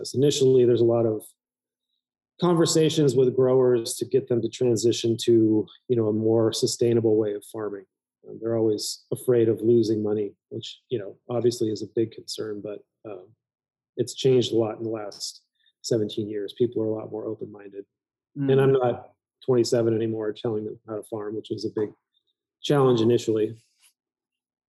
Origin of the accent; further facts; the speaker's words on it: Graton, California, United States; also born or lived in Oregon; now in Healdsburg, United States; I grew up in Grayton, California, right by Iron Horse Winery